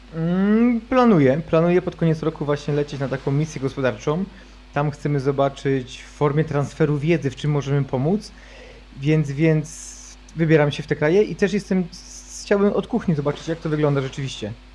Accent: Poland; ja sam wychowałem się na wsi

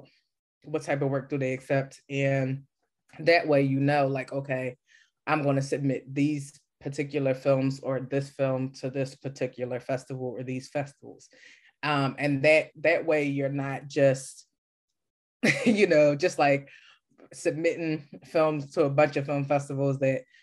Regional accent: Philadelphia, Pennsylvania, United States; I'm from Philly. I'm from the East Coast.

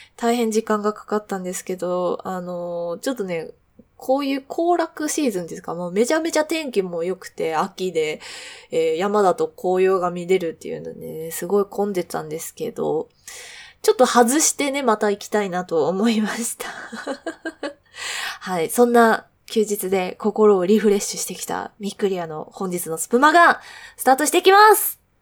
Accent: Kanagawa, Japan; moved away as an adult; also born or lived in Nagoya; now in Tokyo, Japan; 神奈川出身なんですけど、まあ、実家の近く

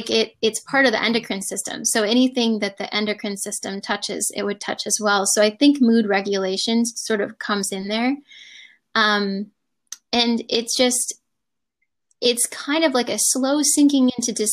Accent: Michigan, United States; moved away; I'm originally from Michigan

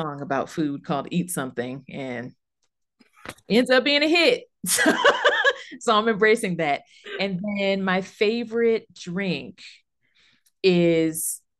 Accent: Los Angeles, California, United States; now in Denver, United States; I live in Denver, Colorado now, but I'm originally from Southern California. I'm from LA, born and raised California.

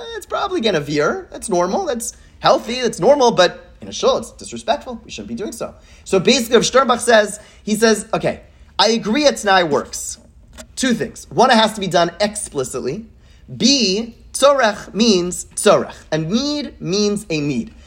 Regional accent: Montreal, Quebec, Canada; I grew up in Montreal

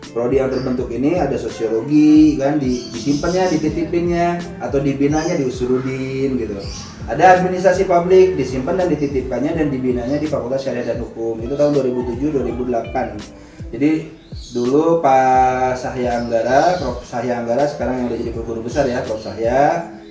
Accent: Bandung, West Java, Indonesia; jadi saya lahir di {S1} Bandung {S0} ya orang tua saya Majalengka ibu saya Garut sebetulnya

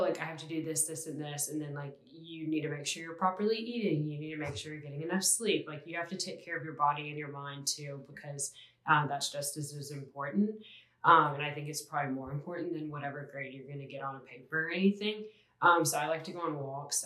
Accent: Ocean Springs, Mississippi, United States; I'm a senior from Ocean Springs, Mississippi

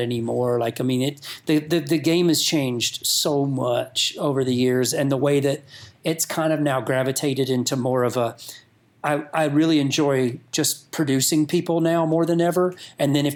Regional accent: North Georgia mountains, United States; moved away; I grew up in North Georgia mountains.

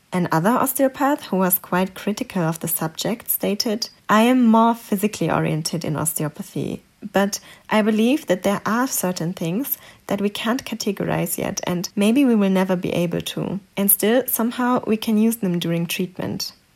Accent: Germany; English is a second language; I grew up in Germany and I got all my education here

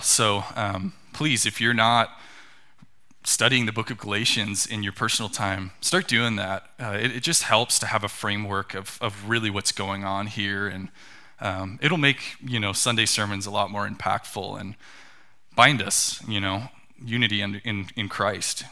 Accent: Tucson, Arizona, United States; I grew up in Tucson, Arizona.

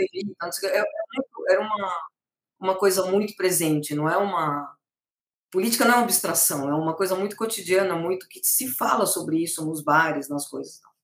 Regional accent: Brazil; moved away; sou brasileira

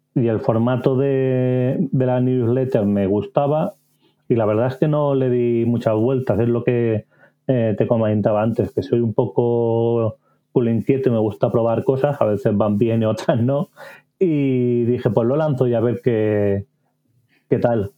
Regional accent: Barcelona, Catalonia, Spain; nací y vivo en Barcelona

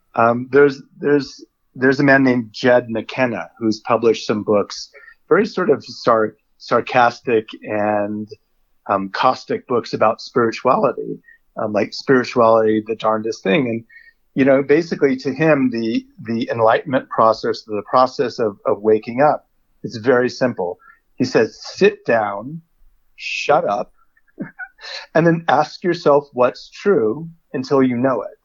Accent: United States; I'm a white male, so I'm already American

